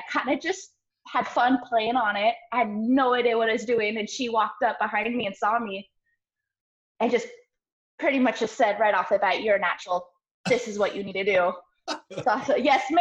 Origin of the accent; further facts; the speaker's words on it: Portland, Oregon, United States; moved away as an adult; now in Florida, United States; I was born and raised in Portland, Oregon